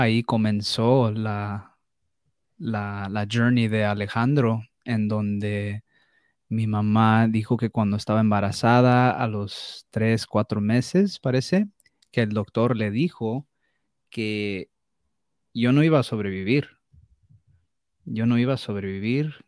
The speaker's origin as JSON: {"language": "Spanish", "town": "Los Angeles", "region": "California", "country": "United States", "tie": "born or raised there", "also_born_or_lived": "Mexico", "said": "yo nací en Los Ángeles, California"}